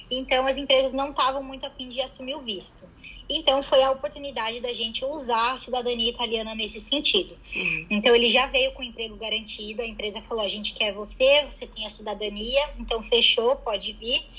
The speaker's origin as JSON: {"language": "Portuguese", "region": "São Paulo", "country": "Brazil", "lives_now": "London, United Kingdom", "said": "e eu sou de São Paulo"}